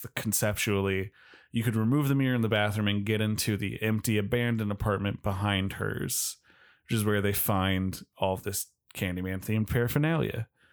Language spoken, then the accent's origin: English; California, United States; we're from California